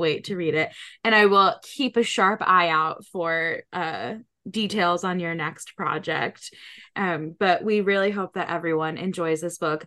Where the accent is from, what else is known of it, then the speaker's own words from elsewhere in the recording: New England, United States; I grew up in New England